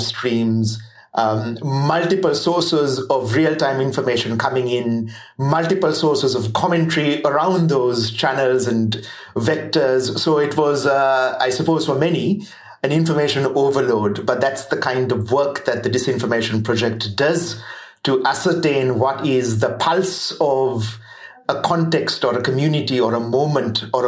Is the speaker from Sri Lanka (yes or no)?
yes; Sri Lanka; moved away as an adult; now in New Zealand; I'm not Kiwi. I'm Sri Lankan.